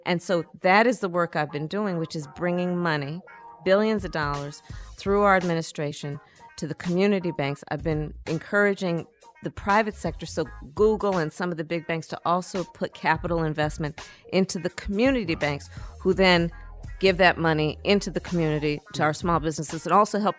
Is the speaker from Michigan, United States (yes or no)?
no; Oakland, California, United States; As you know, Steve, I was born in Oakland, California. I was raised, my sister and I, by our mother, who worked long days and weekends.